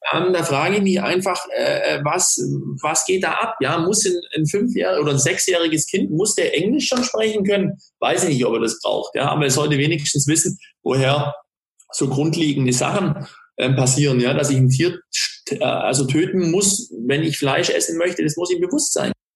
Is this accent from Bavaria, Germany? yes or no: no; Ulm, Baden-Württemberg, Germany; in Ulm, ähm, also wo ich herkomme